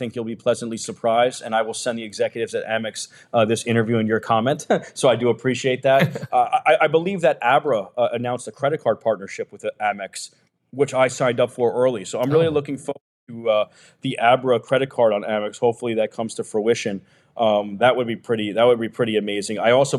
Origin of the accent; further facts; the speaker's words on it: New York City, New York, United States; I grew up in New York City.